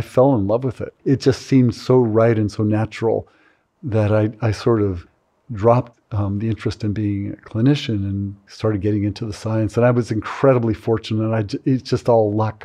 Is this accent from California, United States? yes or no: yes; California, United States; I grew up in California during that period